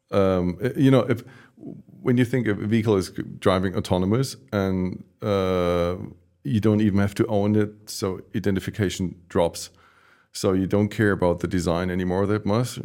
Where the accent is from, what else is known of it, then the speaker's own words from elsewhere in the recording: Stuttgart, Baden-Württemberg, Germany; I grew up in Stuttgart